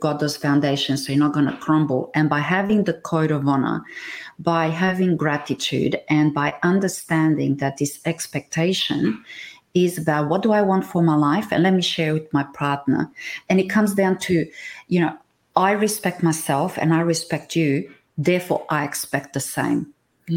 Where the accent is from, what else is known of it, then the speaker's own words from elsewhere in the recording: Transylvania, Romania; moved away; I come from Romania. Now, if you go north, I'm from Transylvania.